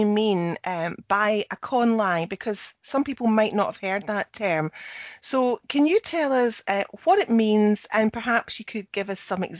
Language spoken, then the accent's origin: English; Scotland, United Kingdom; I'm the Scottish one